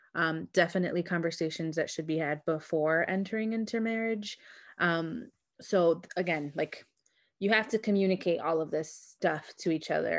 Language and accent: English; Chicago, Illinois, United States; as a Chicagoan